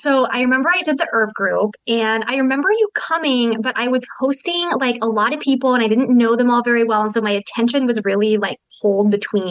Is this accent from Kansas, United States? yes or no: yes; Kansas, United States; moved away as an adult; also born or lived in Lawrence, Kansas; now in Pennsylvania, United States; I used to live in Lawrence, born and raised in Kansas, recently moved cross country to Pennsylvania.